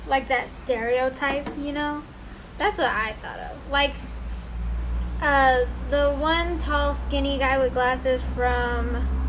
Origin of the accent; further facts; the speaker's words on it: East Malaysia, Malaysia; English is a second language; backstory, I'm from Malaysia, and the story happened in one of the international airports there. Oh, no. I came from the East Malaysia, and... Jeez, I don't know how to English.